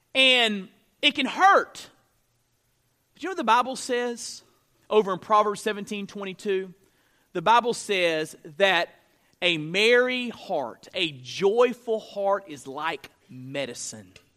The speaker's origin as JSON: {"language": "English", "region": "North Florida", "country": "United States", "tie": "born or raised there", "said": "I grew up in North Florida."}